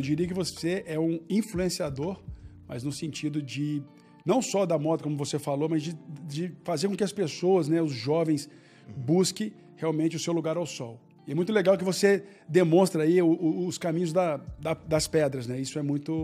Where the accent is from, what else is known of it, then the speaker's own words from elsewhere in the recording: Belo Horizonte, Minas Gerais, Brazil; eu nasci em Belo Horizonte